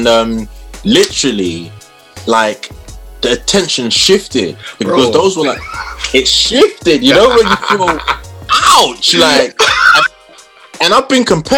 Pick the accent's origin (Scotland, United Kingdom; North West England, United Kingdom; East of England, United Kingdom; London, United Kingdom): London, United Kingdom; I'm from North London